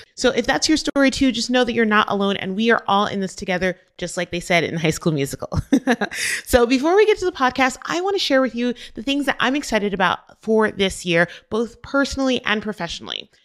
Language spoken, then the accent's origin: English; Albuquerque, New Mexico, United States; in my hometown, Albuquerque, New Mexico